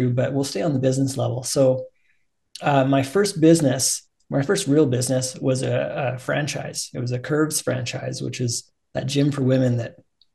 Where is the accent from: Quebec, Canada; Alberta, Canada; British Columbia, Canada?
Alberta, Canada; we came back out to Alberta. And I love Alberta. I grew up here